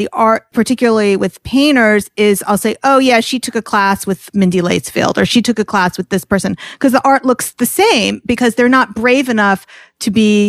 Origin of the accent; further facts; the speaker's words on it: New York, United States; I'm a New Yorker.